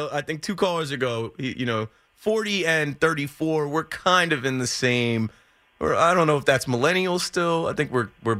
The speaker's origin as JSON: {"language": "English", "region": "New Jersey", "country": "United States", "said": "I'm from Jersey. I'm in New York all the time."}